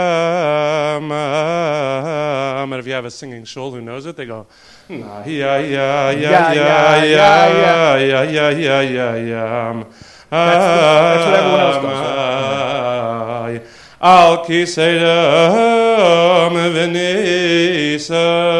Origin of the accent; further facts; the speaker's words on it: New York City, New York, United States; I'm a rarity from Crown Heights